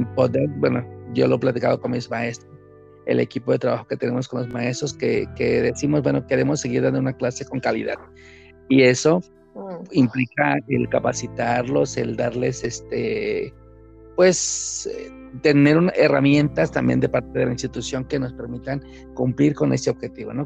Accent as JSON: {"language": "Spanish", "region": "Chiapas", "country": "Mexico", "moved": "yes", "lives_now": "Mexico City, Mexico", "said": "yo hablo ahorita como chapaneco, yo por supuesto, a pesar de que vivo en la Ciudad de México y trabajo aquí y todo mi entorno está aquí ahorita, pues vengo del estado de Chiapas"}